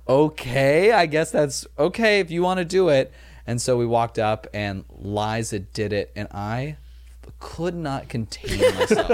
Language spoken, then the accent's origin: English; Los Angeles, California, United States; I grew up like in Chatsworth, California